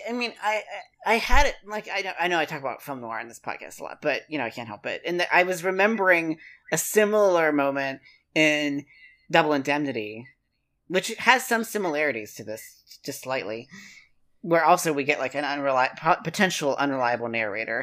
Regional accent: West Virginia, United States; moved away; That's three times larger than my hometown. in West Virginia.

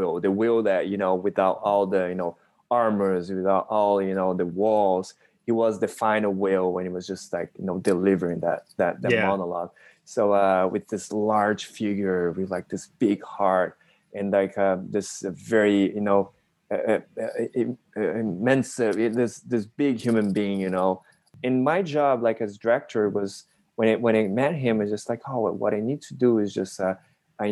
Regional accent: Brazil; moved away; I'm Japanese Brazilian. I was born and raised in Brazil

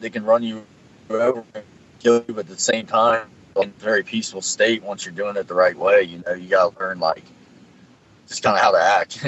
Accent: Madison, United States; my hometown of Madison

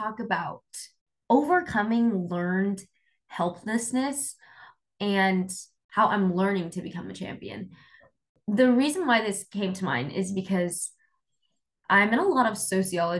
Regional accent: Sacramento, California, United States; I grew up in Sacramento

